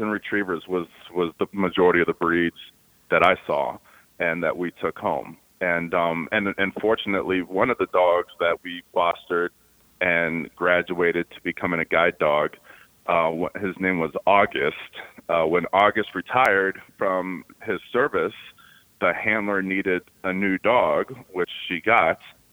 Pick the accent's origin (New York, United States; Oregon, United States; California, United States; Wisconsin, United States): California, United States; Richmond; now in Los Angeles, United States; I grew up in Richmond, California. Richmond is just north of Berkeley.